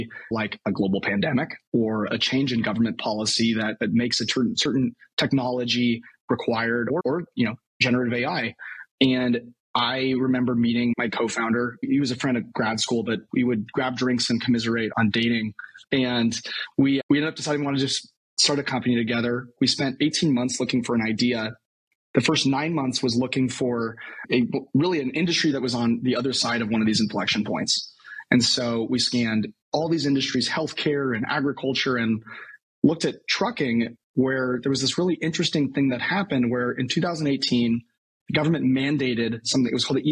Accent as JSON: {"language": "English", "region": "Colorado", "country": "United States", "tie": "born or raised there", "also_born_or_lived": "Stanford, California / San Francisco Bay Area", "moved": "yes", "lives_now": "San Francisco, United States", "said": "I grew up in Colorado"}